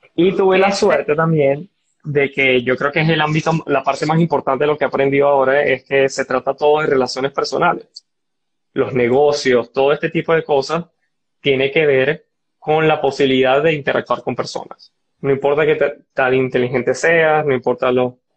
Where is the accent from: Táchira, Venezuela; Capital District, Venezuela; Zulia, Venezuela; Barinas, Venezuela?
Barinas, Venezuela; moved away as an adult; also born or lived in San Antonio, Texas; Soy llanero y orgulloso. Y estando en Barinas, yo tuve mucho acceso a, las partes de ciencia